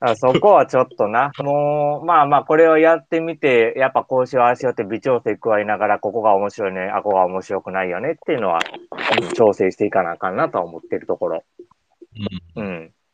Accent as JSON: {"language": "Japanese", "region": "Kansai", "country": "Japan", "accent": "Kansai dialect", "said": "俺ら関西弁で喋るからさ"}